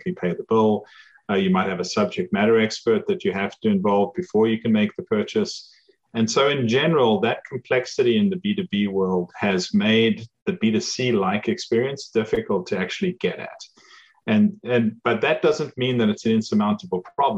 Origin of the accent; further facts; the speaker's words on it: South Africa; moved away as an adult; now in United States; as you can probably tell from my accent, I didn't grow up in the US. I grew up in South Africa